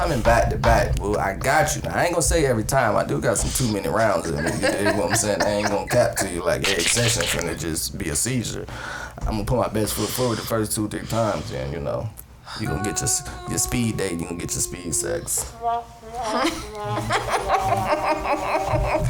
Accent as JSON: {"language": "English", "town": "Columbus", "region": "Ohio", "country": "United States", "moved": "yes", "lives_now": "Atlanta, United States", "said": "I'm from Zone 4, Britney Hills, Columbus, Ohio"}